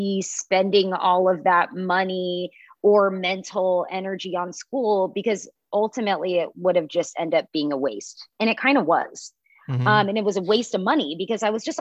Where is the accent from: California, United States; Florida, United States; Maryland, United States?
California, United States; Pacifica; I'm from Pacifica in Half Moon